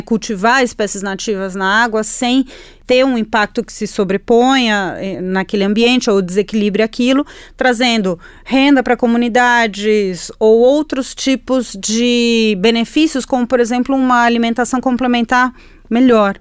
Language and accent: Portuguese; Chile; Portuguese is a second language; now in Brazil; eu nasci de frente para o Pacífico, né? Eu sou chilena, eu nasci de frente para o mar